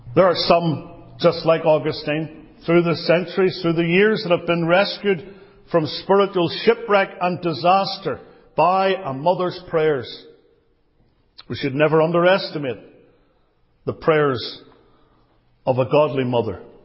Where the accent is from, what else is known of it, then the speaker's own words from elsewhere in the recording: Belfast, Northern Ireland, United Kingdom; growing up in Belfast